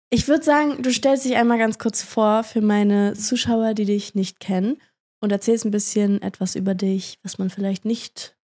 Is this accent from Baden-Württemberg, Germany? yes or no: no; near Oldenburg, Lower Saxony, Germany; Aus der Nähe von Oldenburg.